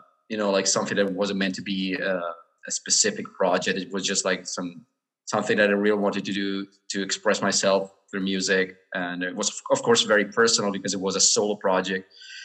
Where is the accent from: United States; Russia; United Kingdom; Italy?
Italy; Brescia, Lombardy; first language Italian; English is a second language; also born or lived in Verona; I was born in Brescia, Italy, 36 years ago, almost.